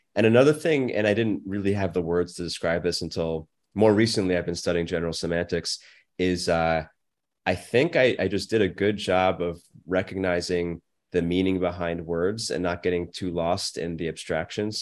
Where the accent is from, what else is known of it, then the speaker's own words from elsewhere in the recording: United States; I'm very grateful I was born in America.